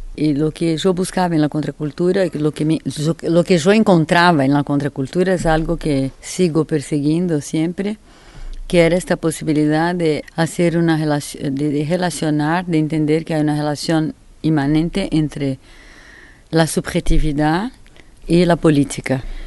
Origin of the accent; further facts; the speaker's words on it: Brazil; Spanish is a second language; moved away as an adult; also born or lived in Paris, France; salí de Brasil en 70